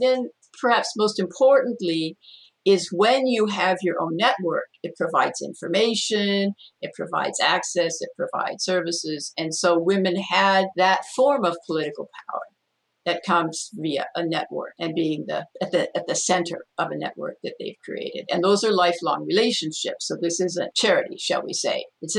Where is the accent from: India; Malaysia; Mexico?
Mexico; And that was the ideal scenario where, when I grew up in Mexico, although that wasn't my parents' idea, so we were not accompanied.